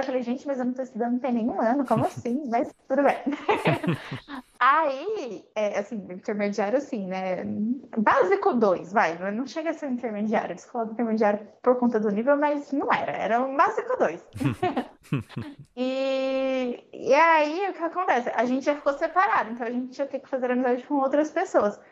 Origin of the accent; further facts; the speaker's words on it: São Paulo, Brazil; as duas eram do Brasil e as duas eram de São Paulo.